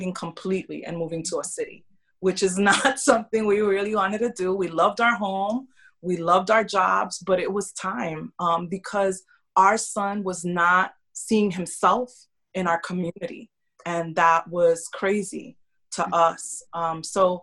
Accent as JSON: {"language": "English", "town": "New York City", "region": "New York", "country": "United States", "tie": "born or raised there", "also_born_or_lived": "Kentucky / Tennessee / North Carolina", "moved": "as an adult", "lives_now": "Tampa, United States", "said": "I grew up in New York City"}